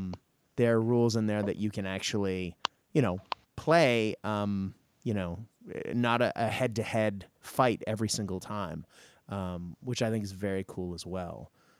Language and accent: English; Tokyo, Japan; also born or lived in Hong Kong; I grew up in Japan in the 80s and I used to go shopping in Hong Kong, you know, to buy all my clothes. And so between Tokyo and Hong Kong, I grew up in the land of neon.